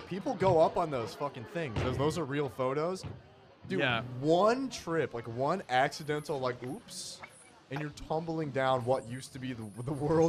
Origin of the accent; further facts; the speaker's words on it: Peoria, United States; I'm from Peoria.